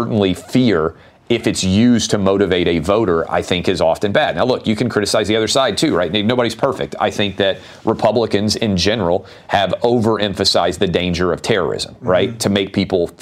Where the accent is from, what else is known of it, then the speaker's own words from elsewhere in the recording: Nashville, Tennessee, United States; I'm born and raised in Nashville.